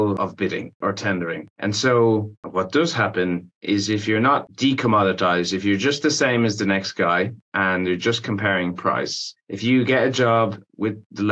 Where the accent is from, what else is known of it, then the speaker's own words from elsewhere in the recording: Ireland; when I was growing up in Ireland